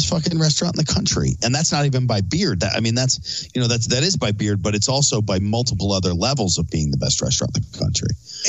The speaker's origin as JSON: {"language": "English", "town": "Philadelphia", "region": "Pennsylvania", "country": "United States", "said": "I'm from Philly."}